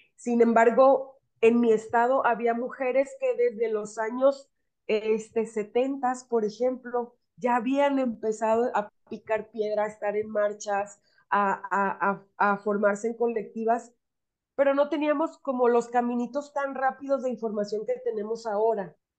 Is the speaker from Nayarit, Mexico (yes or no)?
no; Sinaloa, Mexico; soy de Sinaloa